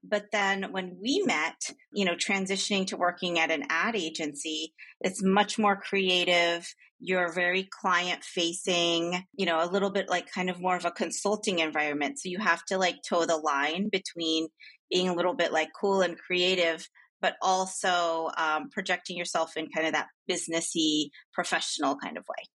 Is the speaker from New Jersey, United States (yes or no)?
yes; New Jersey, United States; moved away as an adult; also born or lived in Boston; now in New York City, United States; I grew up in New Jersey